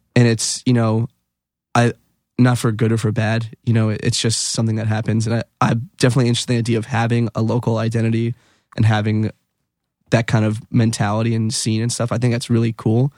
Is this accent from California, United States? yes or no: no; Wilkes-Barre, Pennsylvania, United States; born or raised there; moved away as an adult; now in New York, United States